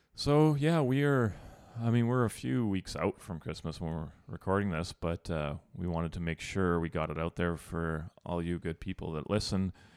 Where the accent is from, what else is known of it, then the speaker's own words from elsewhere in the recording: Sudbury, Ontario, Canada; moved away; I'm from Sudbury, which is Northern Ontario.